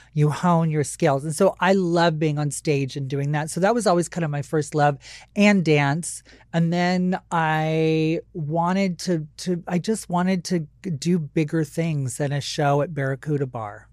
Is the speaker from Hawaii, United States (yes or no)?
yes; Maui, Hawaii, United States; moved away; I wasn't born there, but, uh, most of my childhood was spent there.